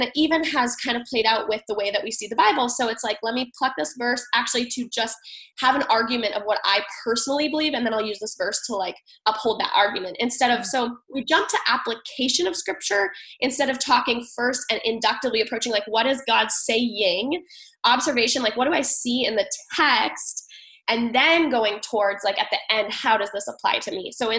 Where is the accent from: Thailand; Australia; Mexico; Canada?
Thailand; now in United States; but I grew up in Thailand and we were constantly moving. And I realized, like, through all the moves, I experienced a lot of loss. Mm-hmm. And so my final move to New Hampshire